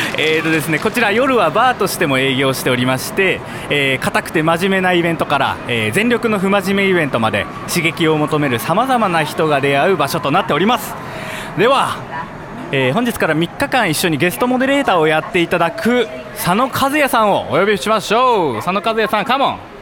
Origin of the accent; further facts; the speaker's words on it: Sapporo, Hokkaido, Japan; 生まれも育ちも札幌の三十歳